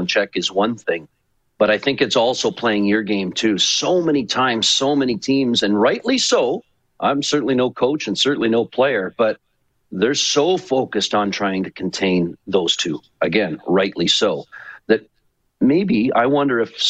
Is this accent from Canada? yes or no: yes; Port Dover, Ontario, Canada; also born or lived in Owen Sound, Ontario / Hamilton, Ontario; I was born in Owen Sound, grew up in Port Dover, and went back to finish up high school in Owen Sound and then college in Hamilton